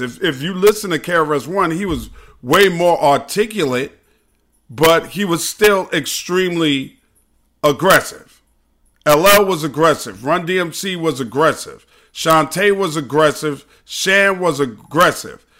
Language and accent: English; New York City, New York, United States; I'm from the Hollis, Queens area